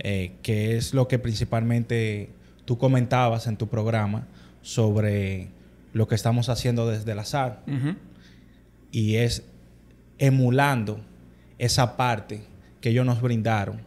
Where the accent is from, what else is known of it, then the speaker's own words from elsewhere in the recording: Santo Domingo, Dominican Republic; nosotros todos los hermanos somos criados aquí en Santo Domingo.